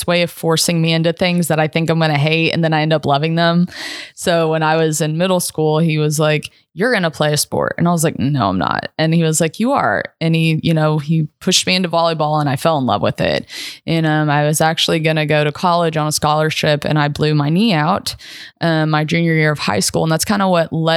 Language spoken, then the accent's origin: English; Lexington, Kentucky, United States; moved away as an adult; now in Spring Hill, United States; I'm originally from Lexington, Kentucky. So that bourbon runs through my veins. But I live down in the Nashville area, specifically Spring Hill